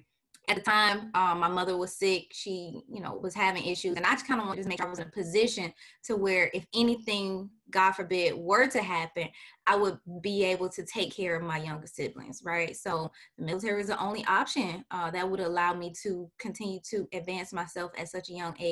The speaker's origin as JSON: {"language": "English", "town": "St. Petersburg", "region": "Florida", "country": "United States", "tie": "born or raised there", "said": "I am originally from St. Petersburg, Florida. I am a Florida native."}